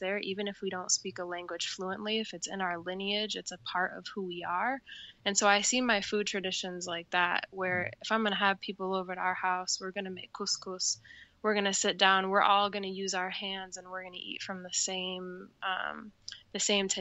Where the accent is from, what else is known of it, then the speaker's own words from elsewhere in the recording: Ann Arbor, Michigan, United States; I was born in Ann Arbor, Michigan